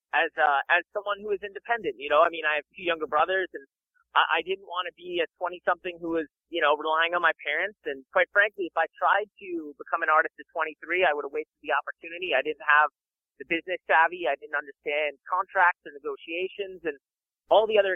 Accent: Long Island, New York, United States; also born or lived in Boston; I grew up on Long Island

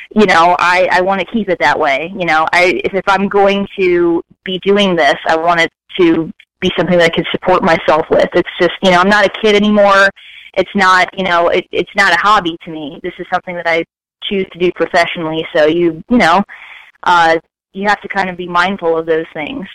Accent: Fort Lauderdale, Florida, United States; moved away as an adult; also born or lived in Staten Island, New York; now in California, United States; I was born in Staten Island, New York, but I spent my formative years in Fort Lauderdale, Florida

